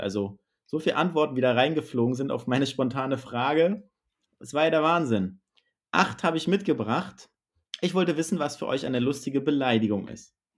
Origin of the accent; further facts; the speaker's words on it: Northern Germany, Germany; hier bei uns in Norddeutschland